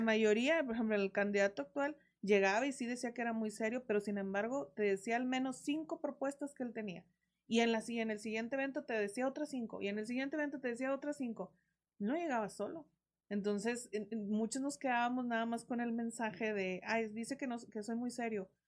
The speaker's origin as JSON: {"language": "Spanish", "region": "Coahuila", "country": "Mexico"}